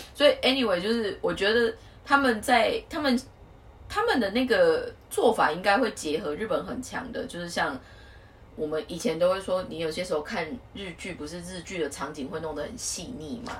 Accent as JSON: {"language": "Chinese", "country": "Taiwan", "moved": "as an adult", "lives_now": "Tokyo, Japan", "said": "我们来自于台湾的那个背景"}